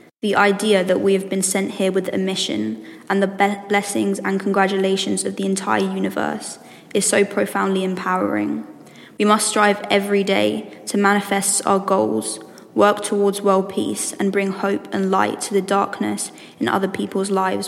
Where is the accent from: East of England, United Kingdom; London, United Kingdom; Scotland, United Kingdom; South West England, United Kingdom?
East of England, United Kingdom; Letchworth; I'm from Letchworth, and I'm doing my A-levels in sixth form.